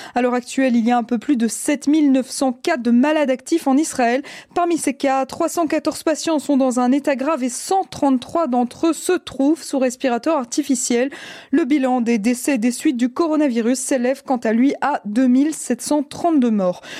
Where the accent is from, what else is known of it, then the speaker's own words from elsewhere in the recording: Belgium; chez nous en Belgique